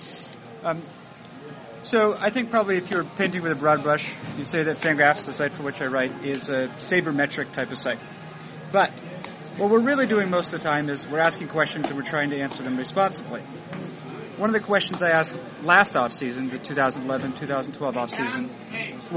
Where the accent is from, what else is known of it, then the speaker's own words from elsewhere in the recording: Northeast, United States; I grew up in the Northeast